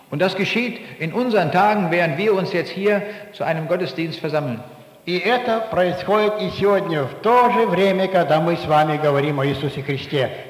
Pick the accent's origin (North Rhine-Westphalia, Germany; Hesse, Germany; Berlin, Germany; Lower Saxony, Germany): Lower Saxony, Germany; Braunschweig; Aus der Stadt, wo ich herkomme, in Braunschweig, da gibt es einige Leute, die sind nach Afghanistan gegangen, um diesen Menschen eine Hilfe zu bringen.